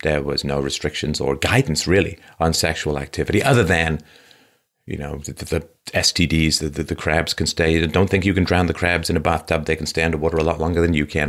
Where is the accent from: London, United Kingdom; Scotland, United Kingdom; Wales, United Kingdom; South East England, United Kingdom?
London, United Kingdom; my early childhood growing up in London